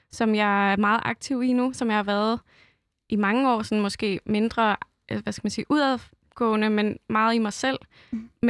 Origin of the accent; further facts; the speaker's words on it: Roskilde, Zealand, Denmark; jeg er også selv fra Roskilde